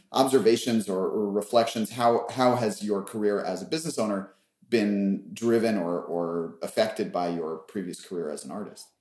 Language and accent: English; New York, United States; I grew up on the Upper West Side eating rainbow cookies